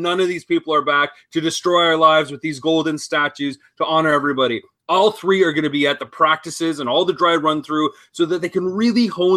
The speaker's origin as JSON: {"language": "English", "town": "London", "region": "Ontario", "country": "Canada", "tie": "born or raised there", "said": "my hometown of London, Ontario"}